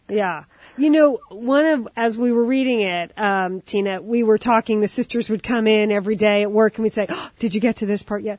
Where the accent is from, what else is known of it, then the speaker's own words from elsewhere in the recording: United States; as an American